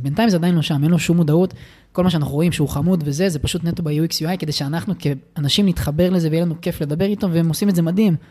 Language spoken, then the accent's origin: Hebrew; Israel; נולדתי בן אדם פריבילג, מהמם. ובמדינת ישראל